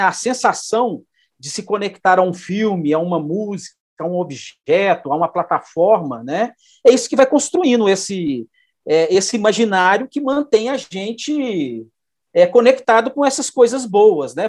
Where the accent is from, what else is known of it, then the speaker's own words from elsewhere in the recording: Belo Horizonte, Minas Gerais, Brazil; also born or lived in Araguari; eu sou aqui de Belo Horizonte, né, é, moro aqui, na verdade, nasci em Araguari, em Triângulo Mineiro, mas moro em Belo Horizonte desde de menino